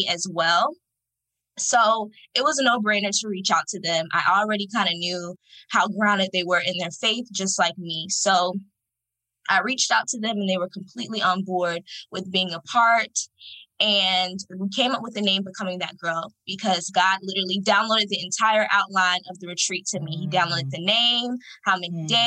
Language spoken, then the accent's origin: English; Fort Lauderdale, Florida, United States; I'm from Fort Lauderdale, Florida